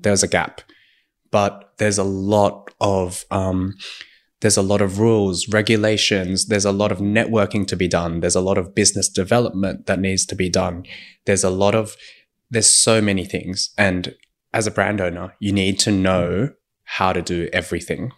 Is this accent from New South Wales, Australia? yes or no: yes; Sydney, New South Wales, Australia; moved away as an adult; also born or lived in Shanghai / Beijing; now in Sydney, Australia; I'm from Sydney